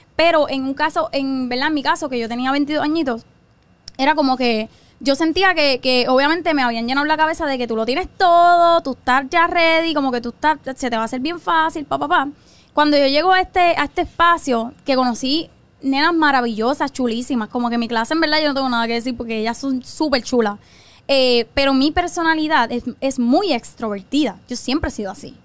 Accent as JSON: {"language": "Spanish", "town": "Carolina", "country": "Puerto Rico", "tie": "born or raised there", "said": "yo soy nacida y criada de Carolina"}